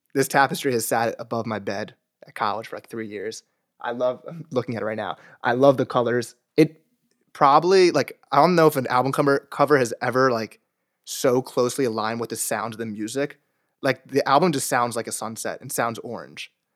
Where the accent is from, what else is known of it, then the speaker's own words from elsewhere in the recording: New Jersey, United States; I'm from New Jersey